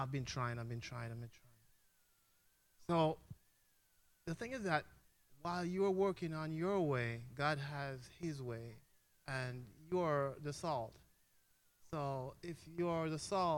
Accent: Jamaica; moved away; I'm from Jamaica. I don't know if my accent gives it away

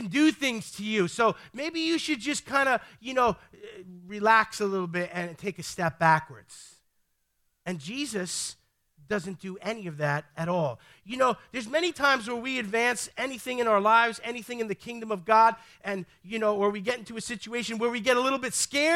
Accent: New York City, New York, United States; I'm from the Bronx

